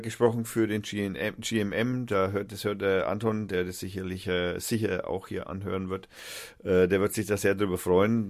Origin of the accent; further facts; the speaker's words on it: Nuremberg, Bavaria, Germany; moved away as an adult; now in Fürth, Germany; ich bin ja eigentlich Nürnberger